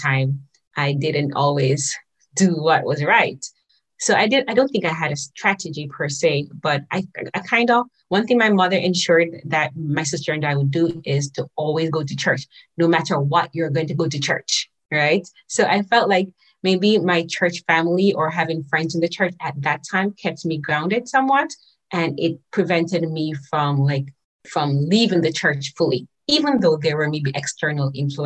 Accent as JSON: {"language": "English", "region": "Saint Catherine", "country": "Jamaica", "tie": "born or raised there", "also_born_or_lived": "St. Ann, Jamaica", "moved": "yes", "lives_now": "Japan", "said": "I was born in St. Anne. Maybe at about 4 or 5 years old or so, I moved, and my mom moved close to my aunt in St. Catherine"}